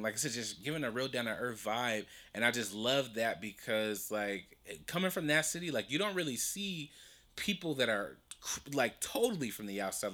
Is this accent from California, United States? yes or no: yes; Compton, California, United States; that's where I'm from, I'm from Compton